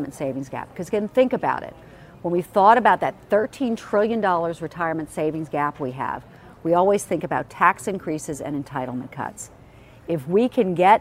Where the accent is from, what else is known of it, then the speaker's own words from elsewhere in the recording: Charleston, South Carolina, United States; moved away; I love my hometown